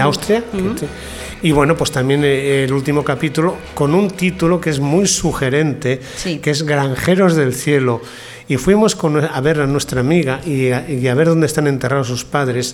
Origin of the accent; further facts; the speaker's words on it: León, Castile and León, Spain; moved away; also born or lived in Vienna; soy de León, tengo mi casa ahí, la que dejaron mis padres